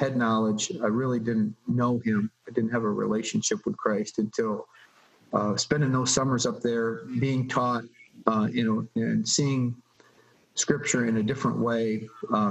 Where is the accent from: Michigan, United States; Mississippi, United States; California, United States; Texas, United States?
Michigan, United States; now in Buffalo, United States; I grew up in Michigan